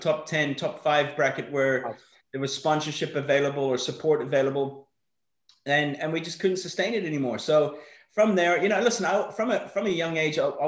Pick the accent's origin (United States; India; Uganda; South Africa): South Africa; Johannesburg, Gauteng; also born or lived in Northern Ireland; I was actually born in Northern Ireland. We lived there until I was 6, and then we moved across to Johannesburg in the early 80s